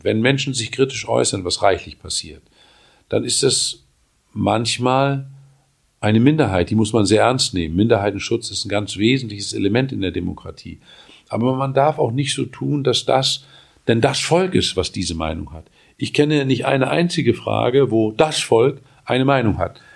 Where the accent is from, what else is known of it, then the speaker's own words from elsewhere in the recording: Mecklenburg-Vorpommern, Germany; In meinem Heimatland Mecklenburg-Vorpommern